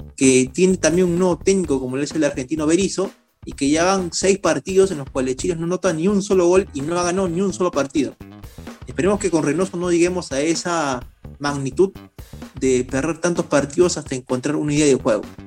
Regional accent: Peru; como peruano

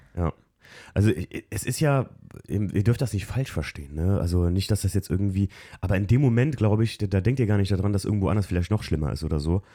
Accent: Alken, Rhineland-Palatinate, Germany; Wir sind an der Mosel groß geworden, in Alken, wo eigentlich regelmäßig Hochwasser sind

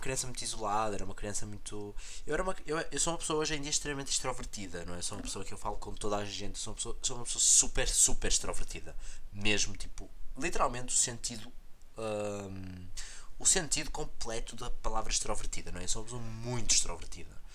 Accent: Portugal; now in Porto, Portugal; aqui na minha cidade natal, na cidade em que eu vivi grande parte do meu tempo, que é mais longe do Porto

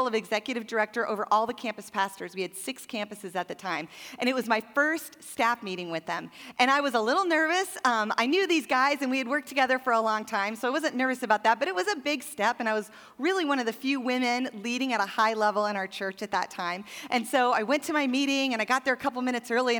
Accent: Montana, United States; I grew up in Montana, which is like 20 years behind the rest of the world

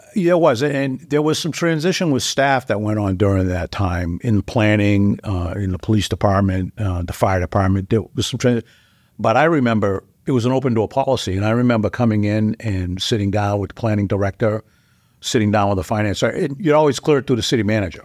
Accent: Dover, New Hampshire, United States; I grew up in Dover. I was, uh, third generation Dover.

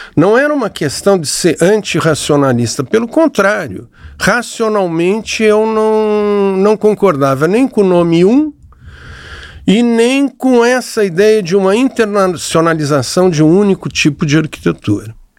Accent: São Paulo, Brazil; moved away as an adult; also born or lived in Rio de Janeiro; comecei a trabalhar em São Paulo, sou paulista

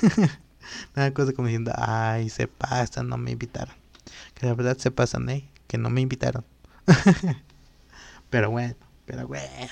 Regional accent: Totolac, Tlaxcala, Mexico; also born or lived in Apizaco / San Gabriel Cuautla; en el lugar donde yo crecí, que es en Totlac

